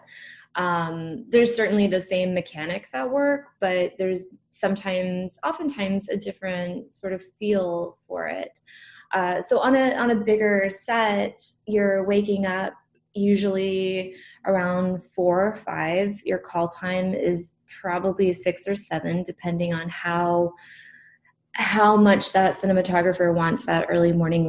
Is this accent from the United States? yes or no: yes; Florida, United States; moved away as an adult; now in Austin, United States; I grew up in Florida, so I'm a Southern girl